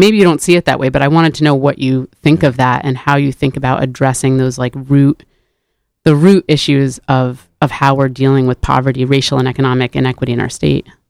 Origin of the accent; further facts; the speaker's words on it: New Haven, Connecticut, United States; growing up in New Haven